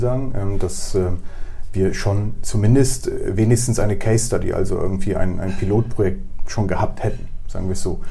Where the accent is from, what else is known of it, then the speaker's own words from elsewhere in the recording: Bremen, Germany; also born or lived in Poland; einerseits komme ich aus Polen bin aber hier komplett sozialisiert, also ich habe keine polnische Schule besucht.